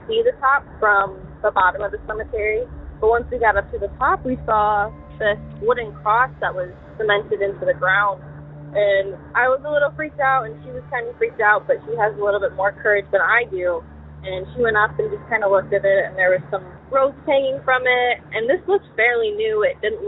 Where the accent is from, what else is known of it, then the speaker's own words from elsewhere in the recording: Southwest Michigan, United States; I'm from Southwest Michigan